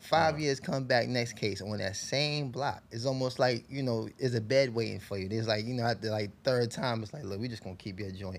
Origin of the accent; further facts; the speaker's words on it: New York City, New York, United States; So even growing up in Harlem, like, people that know me in Harlem, I was in every borough. I knew dudes in the Bronx, Brooklyn, Queens.